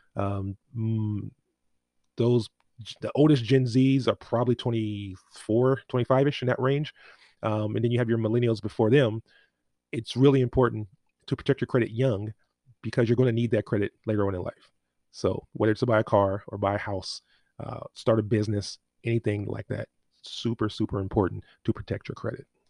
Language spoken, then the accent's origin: English; Inglewood, California, United States; I grew up in Inglewood